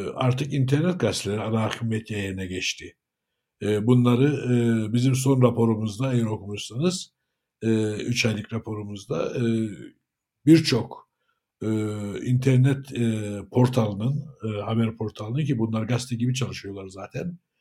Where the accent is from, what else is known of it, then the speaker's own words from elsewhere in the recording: Cyprus; 1959 Kıbrıs doğumluyum.